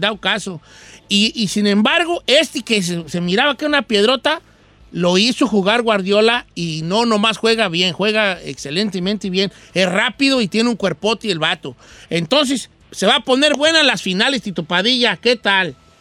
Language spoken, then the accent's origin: Spanish; Mexico; Nosotros como mexicanos